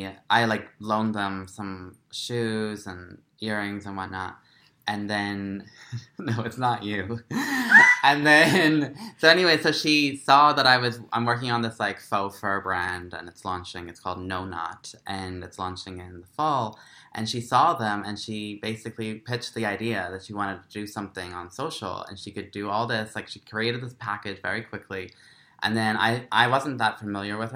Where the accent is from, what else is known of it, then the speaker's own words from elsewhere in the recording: Ireland; now in United States; I'm Irish